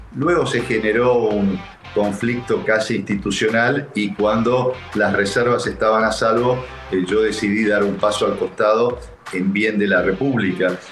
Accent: Argentina; nosotros como Argentina

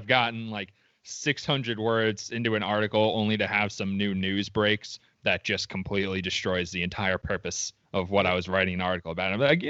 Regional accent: Long Island, New York, United States; It's not my fault that I grew up on Long Island.

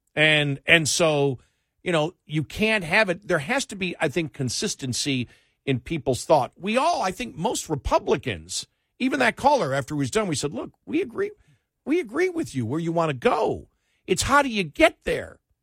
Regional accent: Buffalo, New York, United States; when we grew up in Buffalo

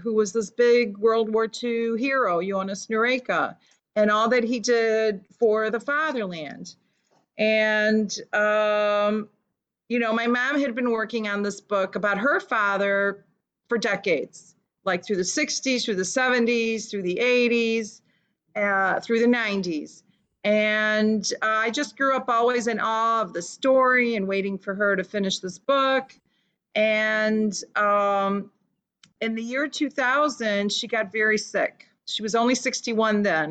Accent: Chicago, Illinois, United States; first language Lithuanian; English is a second language; I was born in Chicago, 1960s, and my parents came from Lithuania and raised me to be a good little Lithuanian girl. And spoke only Lithuanian until I was in kindergarten

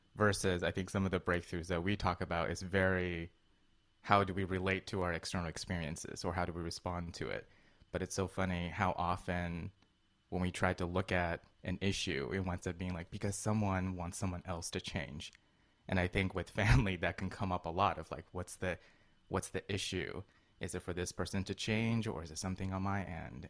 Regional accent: Colorado, United States; moved away; also born or lived in China / New York; I grew up in Colorado before moving wow. to New York

